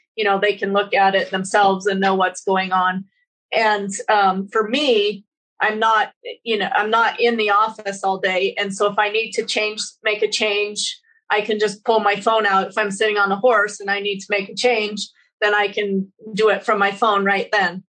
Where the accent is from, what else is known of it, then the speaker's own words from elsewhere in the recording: Wyoming, United States; moved away as an adult; also born or lived in Spokane, Washington; now in Connell, United States; I grew up in Wyoming and we had a cow calf herd